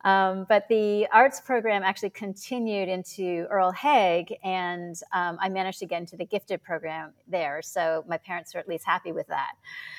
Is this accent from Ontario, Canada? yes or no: yes; Toronto, Ontario, Canada; Yeah, I grew up in Toronto, Canada. My parents were immigrants from Hong Kong and China.